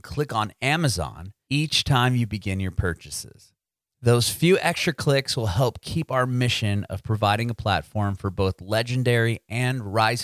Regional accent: San Diego, California, United States; moved away as an adult; also born or lived in San Francisco; now in Tennessee, United States; I'm originally from San Diego. My family and I moved to Tennessee about six or 8 months ago.

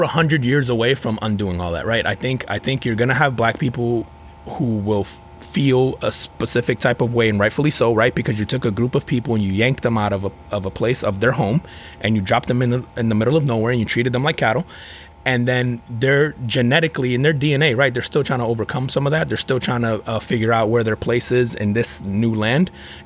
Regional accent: Newark, New Jersey, United States; also born or lived in Elizabeth, New Jersey / Florida; now in Orlando area, United States; I grew up in Newark, New Jersey

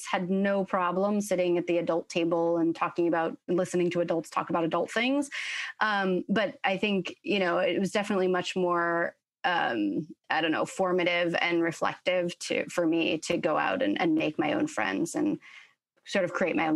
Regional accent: Middlebury, Vermont, United States; also born or lived in Florence, Italy; I grew up uh, in sort of a combination of three places. I was born in Middlebury, Vermont, uh, raised mostly between Middlebury and Florence, Italy. My family's super Italian.

